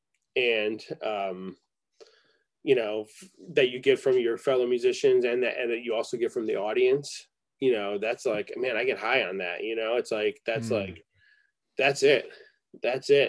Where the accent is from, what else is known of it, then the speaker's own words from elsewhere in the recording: Rochester, New York, United States; moved away; also born or lived in Ithaca, New York; I grew up in Rochester, New York